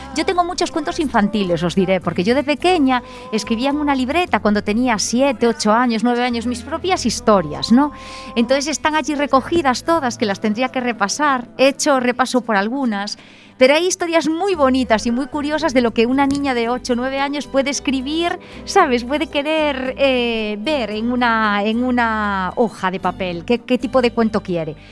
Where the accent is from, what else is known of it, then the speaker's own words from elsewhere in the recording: Betanzos, Galicia, Spain; now in Oleiros, Spain; Yo soy de Betanzos